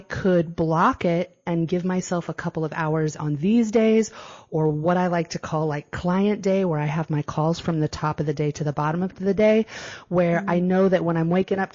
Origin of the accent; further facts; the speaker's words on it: San Diego, California, United States; moved away as an adult; now in Bocas del Toro, Panama; I'm from San Diego